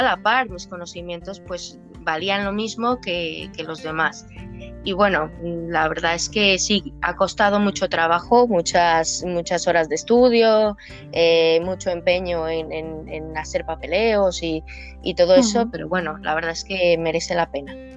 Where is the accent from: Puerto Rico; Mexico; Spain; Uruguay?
Mexico; Villa de Álvarez, Colima; moved away; soy de Colima, eh, mi, barrio era Villa de Álvarez